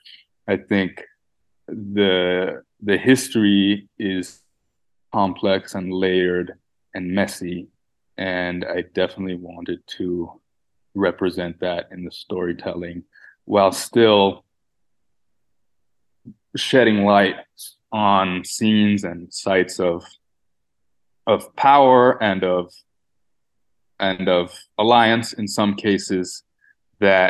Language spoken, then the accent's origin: English; Canada; growing up in Canada